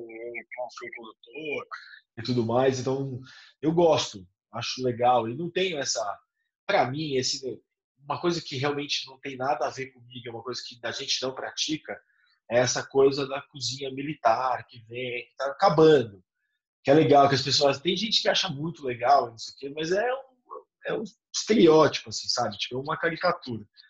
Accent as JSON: {"language": "Portuguese", "country": "Brazil", "said": "Eu sou caiçara, né? eu sou de uma cidade de praia"}